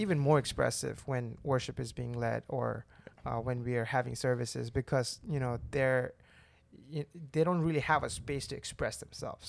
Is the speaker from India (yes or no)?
yes; India; moved away as an adult; now in Birmingham, United States; I'm from India. I moved to Birmingham, Alabama